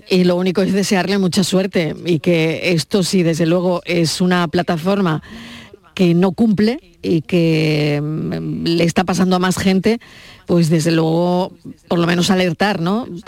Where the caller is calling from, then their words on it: Seville, Andalusia, Spain; de Sevilla.